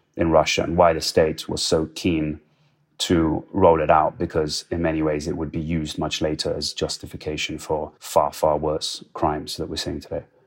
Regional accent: Poland; now in Ukraine; I grew up in Poland, and I always remembered as a child walking past these gargantuan communist monuments in Warsaw

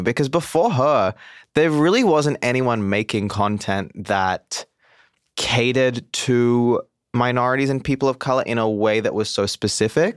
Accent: Mumbai, Maharashtra, India; moved away; also born or lived in Goa; I'm from South India. I'm from a place called Goa. I grew up in Mumbai.

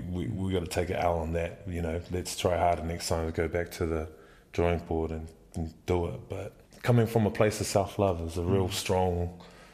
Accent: Dunedin, Otago, New Zealand; now in Wellington, New Zealand; I grew up in Dunedin

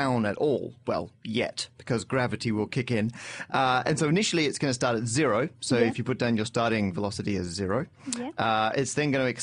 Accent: Perth, Western Australia, Australia; moved away as an adult; now in London, United Kingdom; I'm from Perth originally, where I studied and went to university at the University of Western Australia.

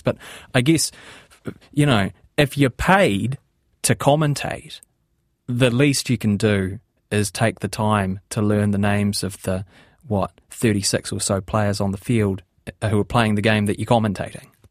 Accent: New Zealand; accent: New Zealand; I'm a New Zealander, I have a New Zealand accent.

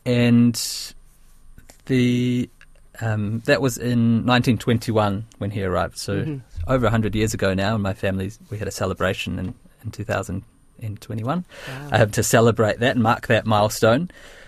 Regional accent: India; I'm very proud now that I've grown up. I recognise that I am Indian, and I am proud

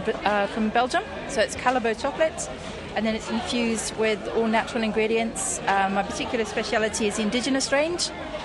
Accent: Jersey; accent: Jersey; now in New Zealand; Jersey Islands originally.

